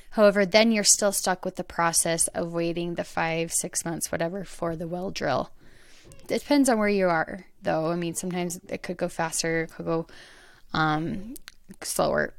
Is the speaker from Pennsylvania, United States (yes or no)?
no; Arizona, United States; now in Utah, United States; I'm from Arizona, so I'm used to that, the dry, open, more dirt